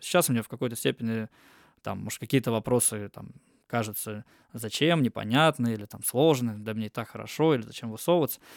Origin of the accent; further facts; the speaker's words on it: Almaty, Kazakhstan; now in Russia; я в Казахстане родился, я там из Алматы